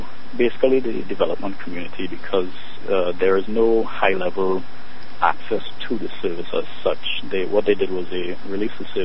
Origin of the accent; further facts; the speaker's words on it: Trinidad & Tobago; moved away; I'm originally from Trinidad